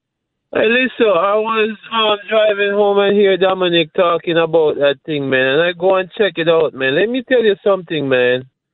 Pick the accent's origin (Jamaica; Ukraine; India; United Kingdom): Jamaica; also born or lived in Bronx, New York; now in New York, United States; And believe me, I'm a Jamaican.